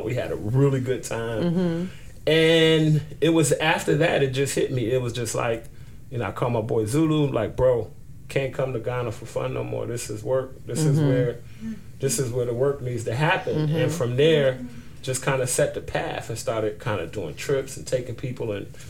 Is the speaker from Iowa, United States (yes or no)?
no; Trenton, New Jersey, United States; Being born and raised in Trenton.